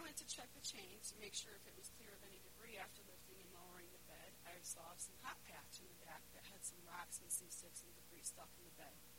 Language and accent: English; Winston, Connecticut, United States; I'm from a little town called Winston, and I grew up there my whole life